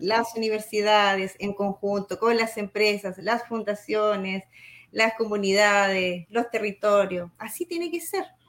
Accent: Chile; como somos los chilenos

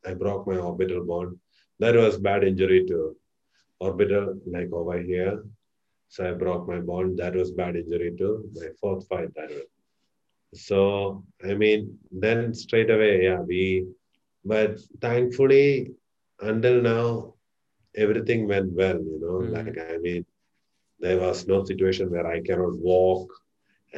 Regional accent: Kerala, India; moved away; I'm from India, Kerala

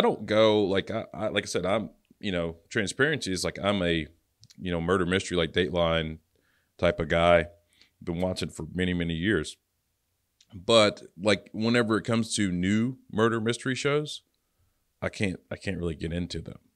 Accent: Louisiana, United States; moved away; I'm from Louisiana originally

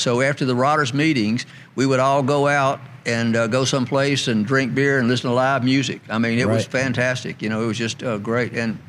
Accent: Memphis, Tennessee, United States; This is another part of growing up in Memphis.

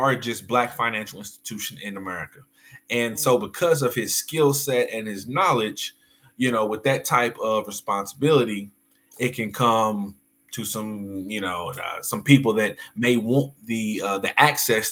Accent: Del City, Oklahoma, United States; Oklahoma City, Dell City kid

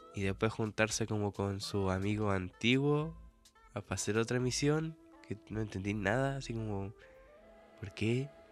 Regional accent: Chile

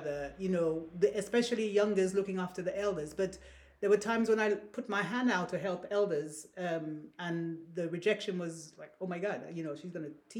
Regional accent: Saint Andrew, Grenada; now in United Kingdom; I was born on the Caribbean island of Grenada, the Spice Isle. I grew there... In the village, the place St. Andrews in Grenada. That's where I was born.

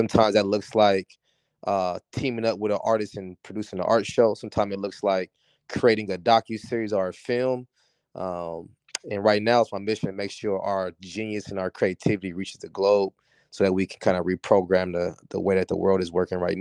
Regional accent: San Diego, California, United States; moved away as an adult; also born or lived in Washington, D.C. / New York; now in Los Angeles, United States; I was born and raised in Southeast San Diego.

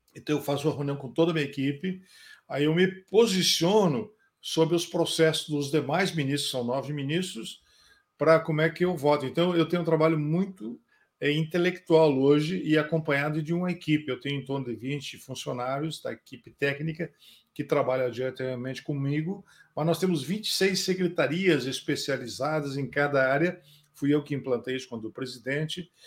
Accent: Santo Ângelo, Rio Grande do Sul, Brazil; moved away as an adult; now in Brasília, Brazil; sou nascido em Santo Ângelo

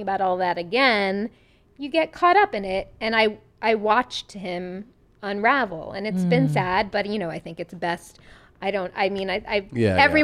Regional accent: Long Island, New York, United States; accent: Long Island; growing up in Long Island, I performed like Annie 800 times

